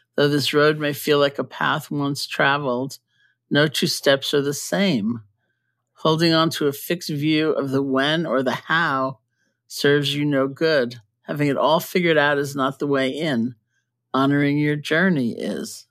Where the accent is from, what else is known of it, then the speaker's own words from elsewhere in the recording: New York City, New York, United States; moved away; I grew up in New York